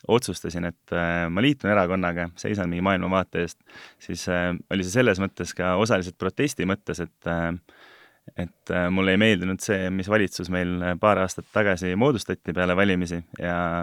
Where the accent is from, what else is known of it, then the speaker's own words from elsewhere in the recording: Estonia; moved away; also born or lived in abroad; olen sündinud vabas Eesti riigis ja veetnud ka osa oma elust äh, välismaal